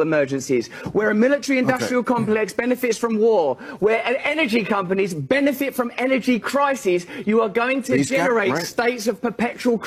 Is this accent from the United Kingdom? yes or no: yes; England, United Kingdom; I'm English